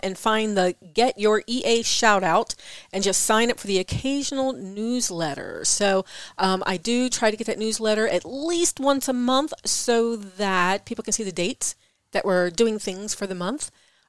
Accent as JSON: {"language": "English", "region": "East Coast", "country": "United States", "accent": "East Coast", "said": "my East Coast accent."}